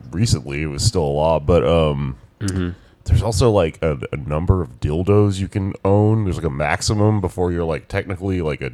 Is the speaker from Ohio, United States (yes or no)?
no; Texas, United States; I grew up down in Texas